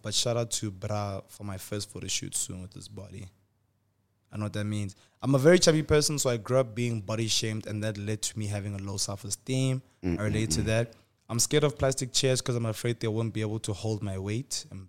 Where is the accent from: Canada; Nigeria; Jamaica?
Nigeria; I was from Nigeria